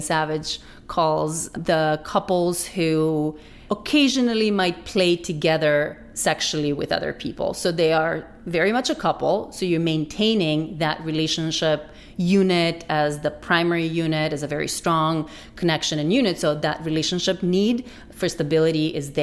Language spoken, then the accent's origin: English; North Macedonia; moved away; I grew up in Macedonia, which is a fairly conservative kind of traditional culture